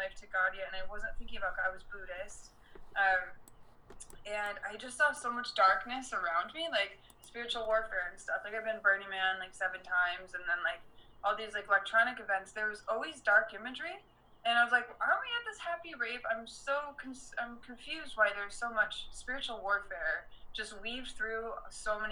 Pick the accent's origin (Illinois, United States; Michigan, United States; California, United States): Michigan, United States; Detroit; moved away as an adult; also born or lived in Las Vegas; raised in Detroit